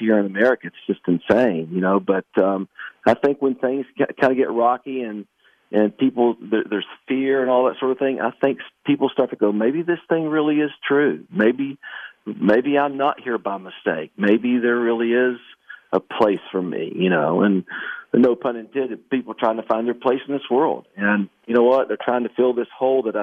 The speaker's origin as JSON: {"language": "English", "town": "Canova", "region": "West Virginia", "country": "United States", "tie": "born or raised there", "said": "my hometown of Canova, West Virginia"}